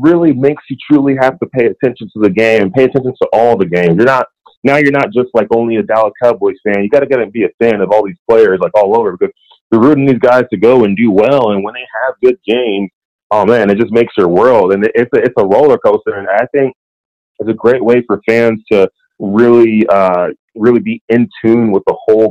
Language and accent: English; Nigeria; with them having a lot of business out there in Nigeria and me being Nigerian, it actually is a very good fit.